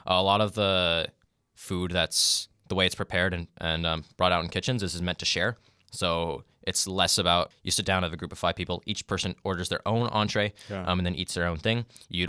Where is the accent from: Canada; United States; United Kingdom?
Canada; And I eventually just settled on mostly just saying, like, I'm Canadian.